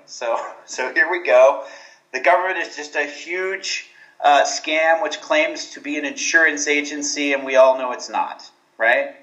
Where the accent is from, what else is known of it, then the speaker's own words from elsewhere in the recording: Houston, Texas, United States; moved away as an adult; now in Guatemala; I grew up in Houston